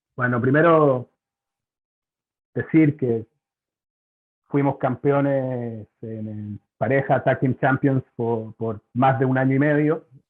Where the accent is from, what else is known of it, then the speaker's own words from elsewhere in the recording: Chile; moved away as an adult; now in Puerto Rico; soy de Chile también.